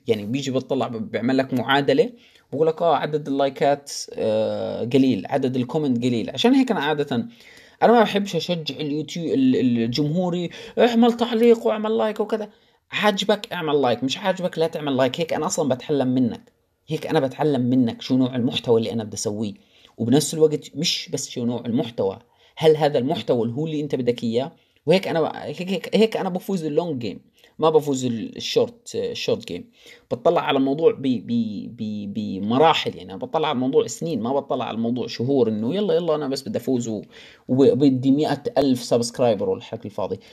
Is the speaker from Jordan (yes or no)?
yes; Jordan; moved away as an adult; بلدي الأردن